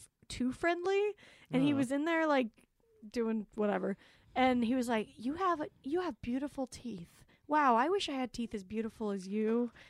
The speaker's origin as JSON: {"language": "English", "town": "Salt Lake City", "region": "Utah", "country": "United States", "moved": "yes", "said": "I was from Salt Lake"}